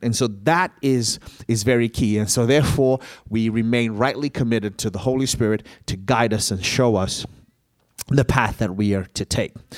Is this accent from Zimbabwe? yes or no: yes; Zimbabwe; moved away; I grew up in Zimbabwe